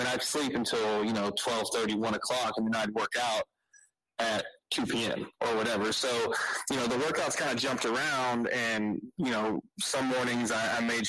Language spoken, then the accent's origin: English; Beaumont, Texas, United States; I grew up here in Beaumont, Texas, Southeast Texas